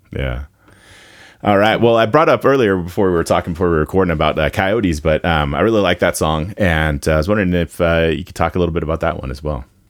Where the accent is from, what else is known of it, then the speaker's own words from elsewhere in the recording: Nevada, United States; I'm from Nevada